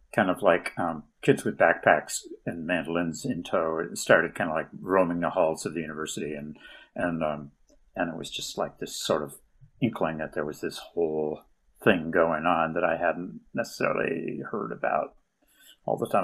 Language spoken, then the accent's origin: English; Burlington, Vermont, United States; I'm from Burlington originally